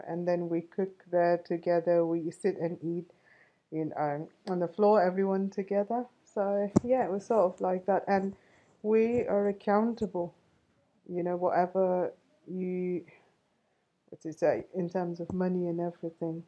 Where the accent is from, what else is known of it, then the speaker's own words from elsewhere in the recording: Chennai, Tamil Nadu, India; I'm an Indian. Yeah, I was born in uh, a city called Chennai.